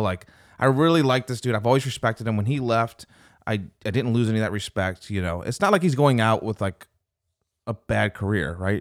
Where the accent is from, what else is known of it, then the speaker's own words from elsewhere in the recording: Louisiana, United States; also born or lived in Pontiac, Michigan / Flint, Michigan; moved down to Louisiana when I was five or six